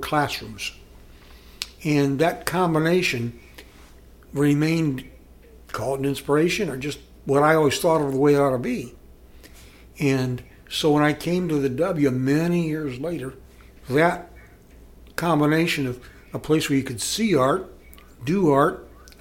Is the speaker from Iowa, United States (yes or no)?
yes; Iowa, United States; now in Columbus, United States; I grew up in the river, Mississippi River, up in Iowa